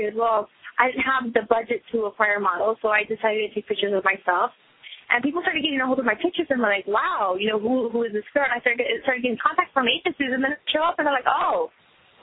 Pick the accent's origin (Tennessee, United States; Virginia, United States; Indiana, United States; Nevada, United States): Nevada, United States; Las Vegas; also born or lived in Riverside, California; I am actually from California, and when I was younger, I moved down to Las Vegas with my family